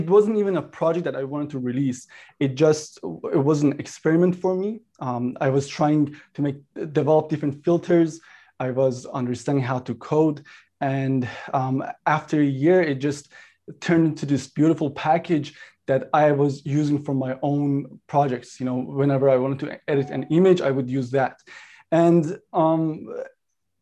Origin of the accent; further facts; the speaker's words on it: Toronto, Ontario, Canada; also born or lived in Iran; So I grew up here in Toronto. I was actually born in Iran. I grew up in North York, Toronto.